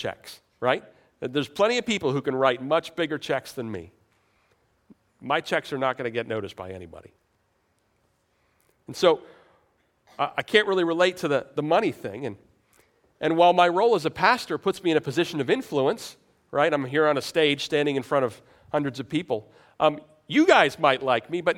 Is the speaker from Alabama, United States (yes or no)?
no; New York, United States; I'm from New York